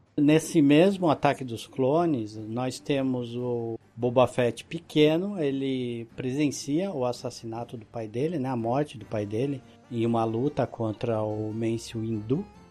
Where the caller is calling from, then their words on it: Mogi das Cruzes, São Paulo, Brazil; falo de Mogi das Cruzes, São Paulo